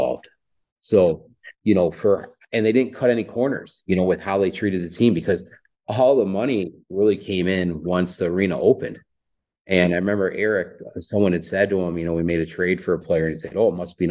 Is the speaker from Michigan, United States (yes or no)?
yes; Oak Park, Michigan, United States; now in Montana, United States; I'm from Oak Park, Michigan, and I'm a city guy